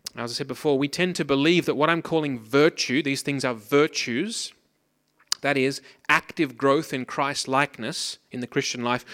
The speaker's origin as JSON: {"language": "English", "country": "Australia", "tie": "born or raised there", "moved": "yes", "said": "I grew up in Australia, as you might be able to hear from my outrageous accent. I grew up on the Pacific coast"}